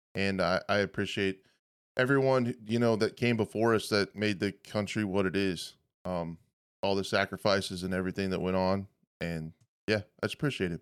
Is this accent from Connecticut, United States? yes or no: no; western Kansas, United States; I grew up on a small farm, like, in a trailer house in the middle of western Kansas